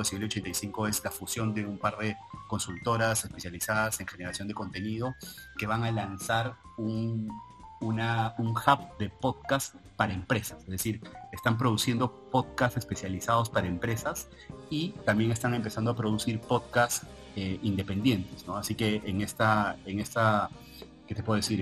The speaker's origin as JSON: {"language": "Spanish", "town": "Trujillo", "region": "La Libertad", "country": "Peru", "moved": "yes", "lives_now": "Lima, Peru", "said": "soy de Trujillo"}